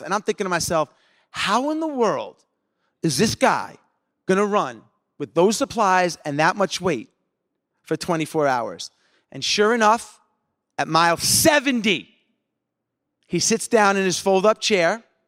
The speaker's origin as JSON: {"language": "English", "area": "Long Island", "region": "New York", "country": "United States", "tie": "born or raised there", "said": "growing up in Long Island"}